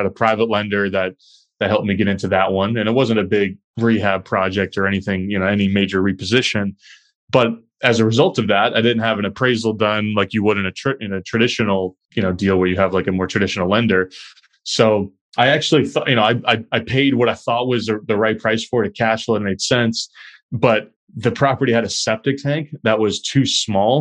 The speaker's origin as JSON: {"language": "English", "town": "Chester", "region": "New Hampshire", "country": "United States", "tie": "born or raised there", "moved": "as an adult", "lives_now": "Boston, United States", "said": "my hometown in Chester, New Hampshire, a small town in southern New Hampshire"}